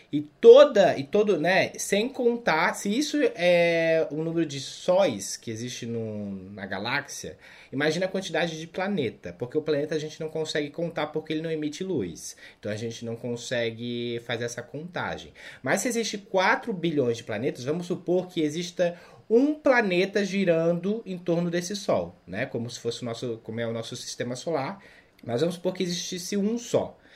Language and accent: Portuguese; South Region, Brazil; now in Southeast Brazil; eu não nasci aqui, né? Eu sou do Sul também